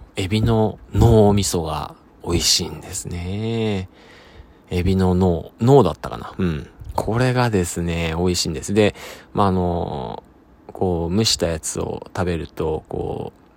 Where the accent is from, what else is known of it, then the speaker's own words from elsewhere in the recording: Sado, Niigata, Japan; moved away; 僕佐渡島出身